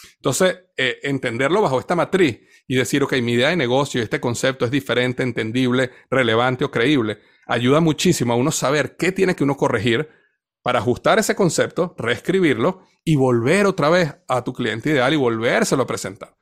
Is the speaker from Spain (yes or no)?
no; Venezuela; Yo crecí en una cultura en Venezuela donde todo el mundo bailaba